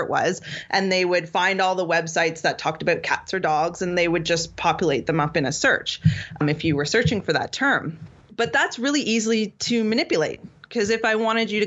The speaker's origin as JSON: {"language": "English", "town": "Toronto", "region": "Ontario", "country": "Canada", "said": "I'm from Toronto"}